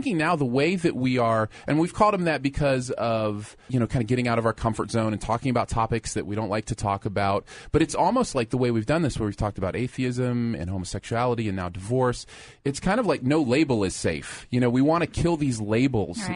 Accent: Michigan, United States; I grew up in Michigan.

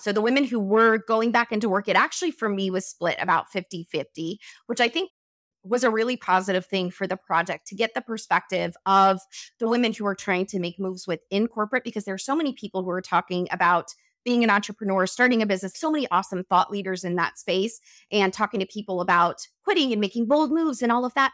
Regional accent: Wyoming, United States; moved away; I come from Wyoming, so I know that part of the world

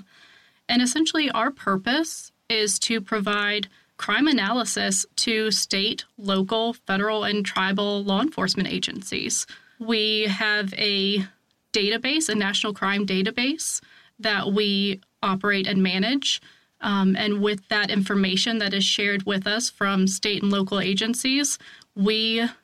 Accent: Virginia, United States; I was born and raised in Virginia. I live there still, just in a very different part

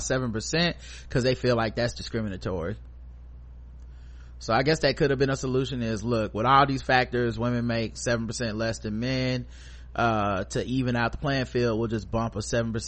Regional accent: Charlotte, North Carolina, United States; born or raised there; also born or lived in Fayetteville, North Carolina

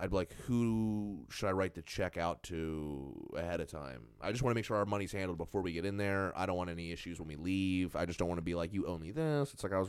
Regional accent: New Jersey, United States

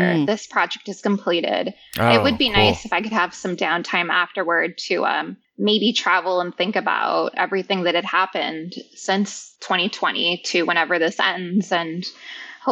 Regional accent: Ventura, California, United States; moved away as an adult; also born or lived in San Francisco; moving out of my hometown from Ventura in Southern California to San Francisco

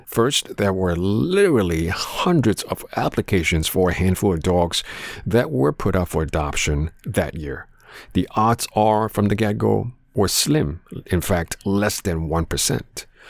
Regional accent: Canada; growing up in Canada

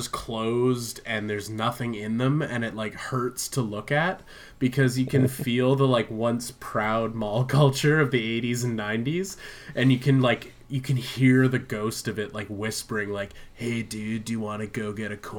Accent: Vancouver Island, British Columbia, Canada; moved away; I spent a lot of time up island in my hometown.

